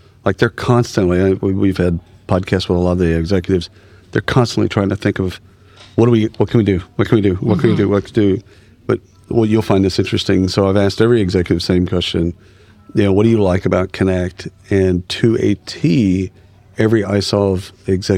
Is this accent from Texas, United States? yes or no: yes; Texas, United States; I'm a Texan